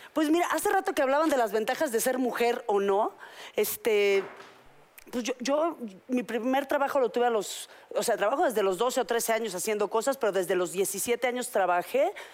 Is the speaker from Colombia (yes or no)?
no; Mexico; yo todavía me crié en México